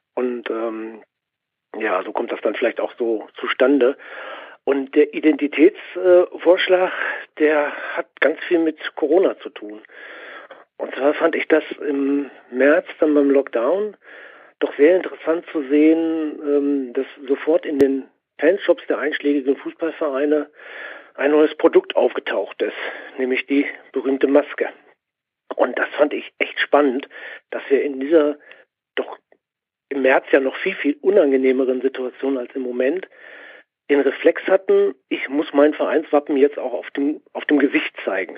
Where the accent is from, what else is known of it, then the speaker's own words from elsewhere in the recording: Göttingen, Lower Saxony, Germany; also born or lived in Dortmund; Ich bin in Dortmund geboren, mein Papa ist Borusse gewesen. Der hat mich mitgenommen noch in die alte Rote Erde. Dann kam aber der Umzug nach Göttingen.